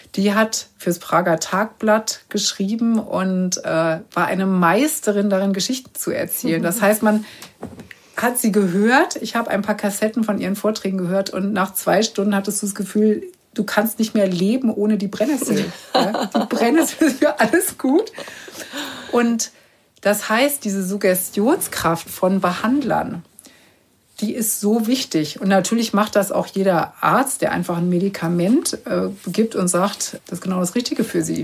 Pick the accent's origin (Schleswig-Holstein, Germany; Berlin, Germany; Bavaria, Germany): Berlin, Germany; ich komme ja nur aus Berlin